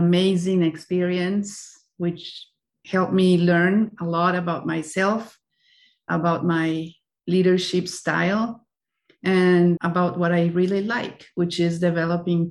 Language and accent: English; Colombia; moved away as an adult; also born or lived in Spain; now in United States; I was born and raised in Colombia, and I have been living in the United States for the last 14 years or so.